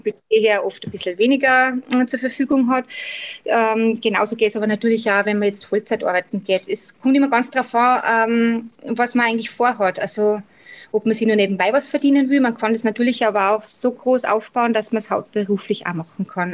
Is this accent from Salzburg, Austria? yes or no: yes; Salzburg, Austria; accent: Austrian dialect; wie bei eben schon unschwer im Dialekt erkennen kann, komme ich aus Österreich, also genau in Salzburg